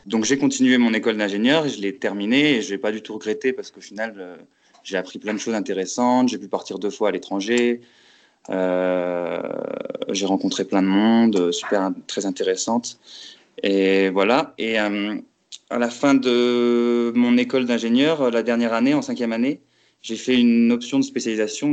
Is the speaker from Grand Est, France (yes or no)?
yes; Metz, Grand Est, France; moved away as an adult; also born or lived in Paris; je suis originaire de Metz en Lorraine, où j'ai fait mes études.